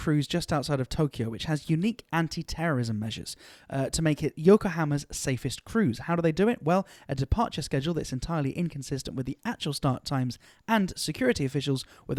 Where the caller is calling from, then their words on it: United Kingdom; I'm calling in from the UK.